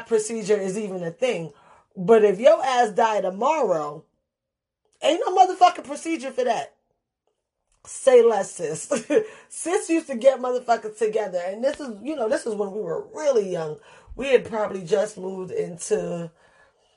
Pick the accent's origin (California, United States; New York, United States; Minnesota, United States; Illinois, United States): New York, United States; New York City; growing up in the Bronx